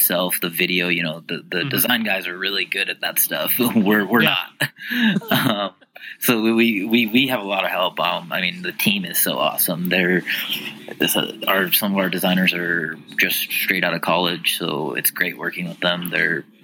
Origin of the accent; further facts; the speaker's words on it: D.C., District of Columbia, United States; also born or lived in Utah; now in Salt Lake City, United States; I grew up right outside of Washington, D.C. I came to Utah because of the outdoor lifestyle